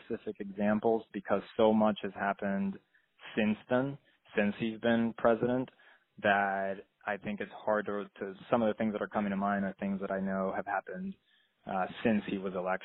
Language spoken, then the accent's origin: English; Puerto Rico; moved away as an adult; now in California, United States; I grew up in Puerto Rico, and I moved to California when I was 18.